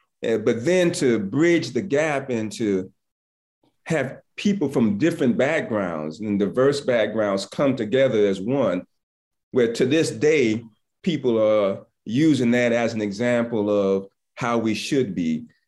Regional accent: Southern United States, United States; I'm from the South and I went to school in Atlanta.

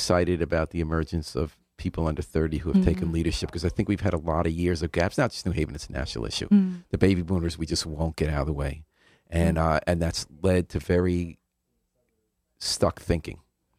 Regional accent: White Plains, New York, United States; I didn't grow up here. Where'd {S2} you grow up? {S0} White Plains, New York.

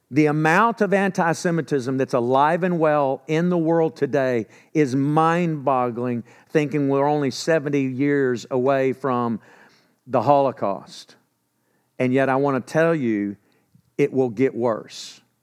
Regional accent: Texas, United States; accent: Texan; I'm from Texas

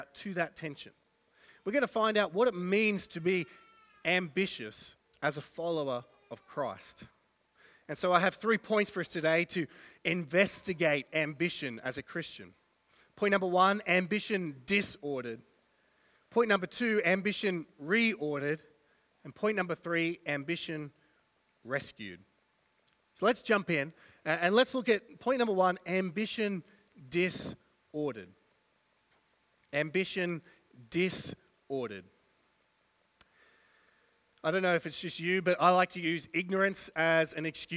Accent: Australia

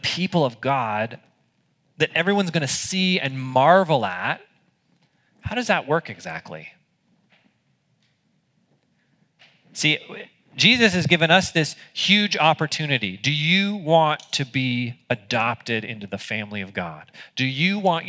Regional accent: United States; as an American

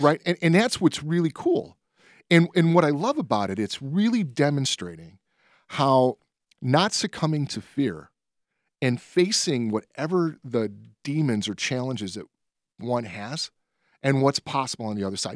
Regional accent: Berwyn, Illinois, United States; I grew up in Berwyn.

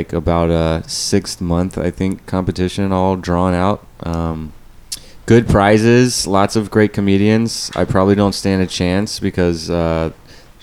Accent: Atlanta, Georgia, United States; I'm from the East South. The East South.

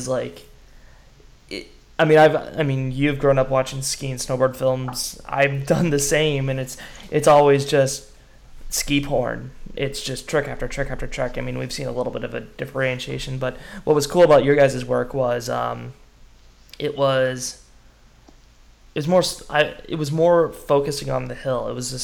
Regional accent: Wenatchee, Washington, United States; Wenatchee, Washington. Just so happens to be my hometown

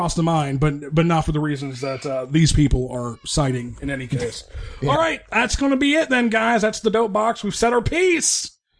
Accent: Michigan, United States; Jeff and I come from Michigan, which is, historically been a blue state. It's gotten much more purple in the last 10 or so years.

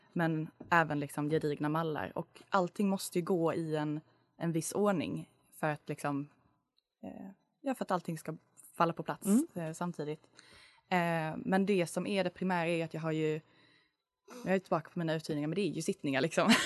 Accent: Lund, Skåne, Sweden; moved away as an adult; now in Uppsala, Sweden; jag är från Lund

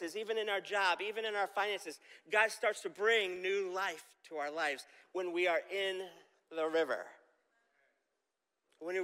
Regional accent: Camillus, New York, United States; growing up in Camillus, I had a park behind my house called Shove Park

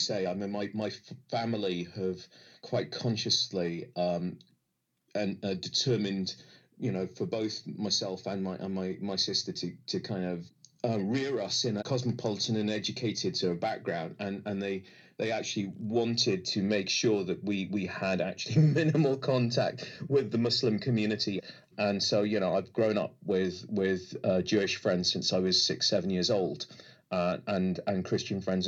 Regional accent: United Kingdom; also born or lived in Egypt; our little, you know, North London, Hertfordshire bubble

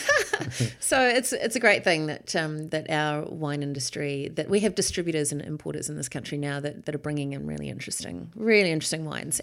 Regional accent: Hawke's Bay, New Zealand; also born or lived in Auckland; growing up in Hawke's Bay during the, um, you know, seventies and, and eighties

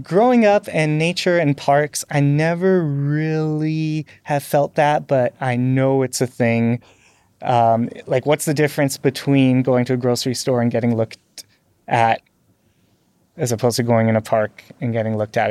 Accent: North Vancouver, British Columbia, Canada; I grew up on the North Shore of, uh, Vancouver

